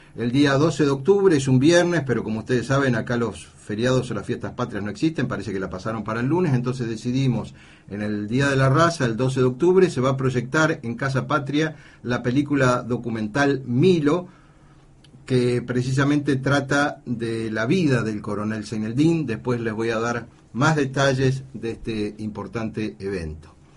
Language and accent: Spanish; Argentina; nosotros como miembros de este querido continente, como argentinos